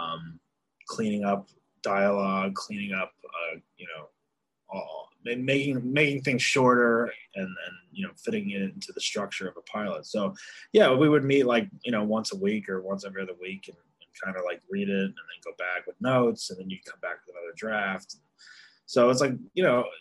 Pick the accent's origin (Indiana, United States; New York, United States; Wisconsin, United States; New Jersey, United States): New Jersey, United States; moved away; in New Jersey, in my hometown